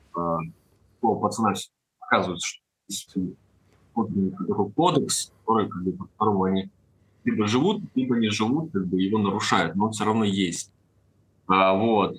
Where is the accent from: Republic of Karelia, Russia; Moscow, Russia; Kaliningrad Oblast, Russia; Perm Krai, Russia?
Perm Krai, Russia; Perm; Я сам вообще из Перми